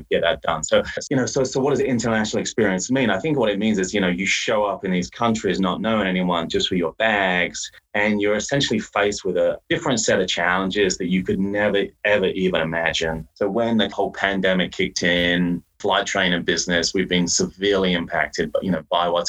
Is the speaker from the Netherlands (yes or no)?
no; England, United Kingdom; moved away as an adult; also born or lived in Hong Kong; I was born in England